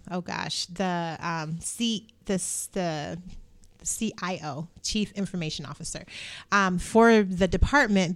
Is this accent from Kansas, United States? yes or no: no; Indiana, United States; I'm from Indiana.